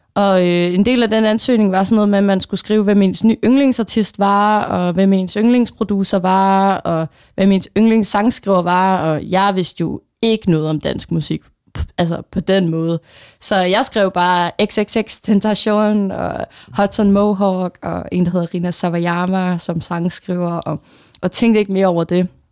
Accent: Funen, Southern Denmark, Denmark; moved away as an adult; now in Copenhagen, Denmark; jeg er egentlig selv fra Fyn, øhm, og vokset op der atten år i mit liv.

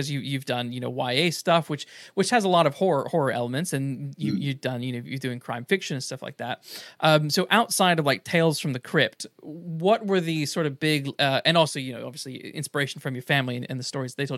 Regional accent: United States; moved away; I'm from the States

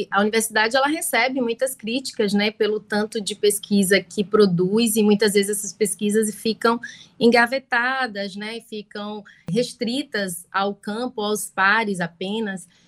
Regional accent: Salvador, Bahia, Brazil; eu sou, sou de Salvador, né, tô aqui, sou da Bahia, na verdade, moro aqui em Salvador

